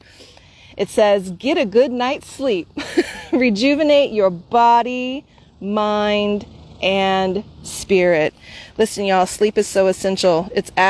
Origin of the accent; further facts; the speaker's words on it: Bartlesville, Oklahoma, United States; now in San Francisco, United States; to arrive here at my hometown.